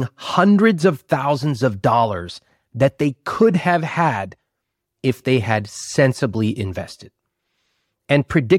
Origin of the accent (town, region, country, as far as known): Sacramento, California, United States; born or raised there